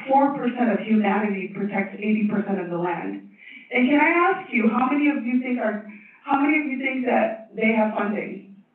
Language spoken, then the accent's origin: English; Tibet, China; also born or lived in Oakland / Stanford; now in United States; I'm from Tibet. Maybe the furthest of anyone here. Is anyone here further from Tibet? Um, so, uh, came here on a green card lottery and went to college, community college in Oakland, and then went to Stanford and became the first Tibetan